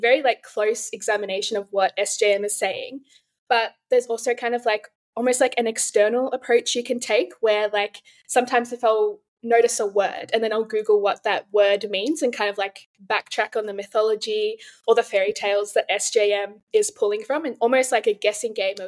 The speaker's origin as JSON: {"language": "English", "country": "Australia", "said": "I'm from Australia"}